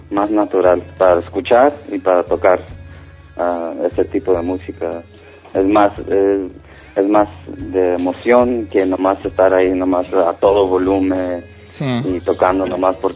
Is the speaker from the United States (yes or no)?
yes; Los Angeles, California, United States; aquí nací, en Hollywood.